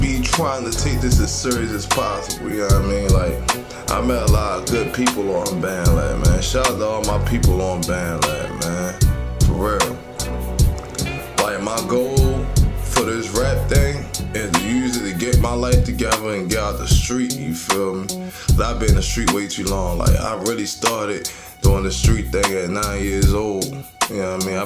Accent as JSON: {"language": "English", "town": "Baltimore", "region": "Maryland", "country": "United States", "tie": "born or raised there", "also_born_or_lived": "Annapolis, Maryland", "said": "I grew up on the east side of Baltimore, though. I've been here since 95, G"}